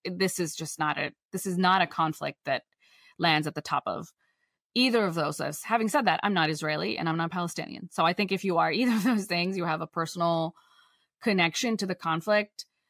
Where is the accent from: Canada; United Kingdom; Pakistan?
Pakistan; I'm from Pakistan